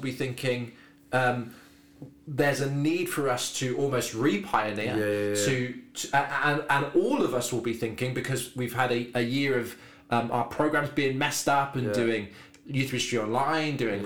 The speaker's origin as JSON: {"language": "English", "area": "Devon", "region": "South West England", "country": "United Kingdom", "tie": "born or raised there", "moved": "as an adult", "said": "I am from Devon, so I lived 18 years in Devon."}